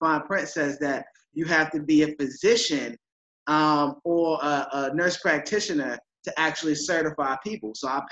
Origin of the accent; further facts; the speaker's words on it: New York City, New York, United States; I am a young African-American male from Queens, New York, born and raised